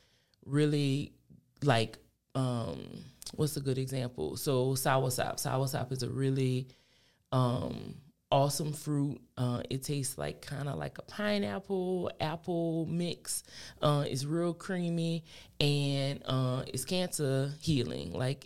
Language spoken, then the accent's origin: English; New Iberia, Louisiana, United States; moved away as an adult; also born or lived in New Orleans; now in Lafayette, United States; I'm from New Iberia.